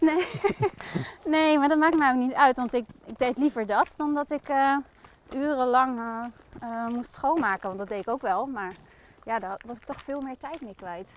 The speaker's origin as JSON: {"language": "Dutch", "region": "Groningen", "country": "Netherlands", "moved": "yes", "lives_now": "Zwolle, Netherlands", "said": "Oorspronkelijk kom ik uit Groningen."}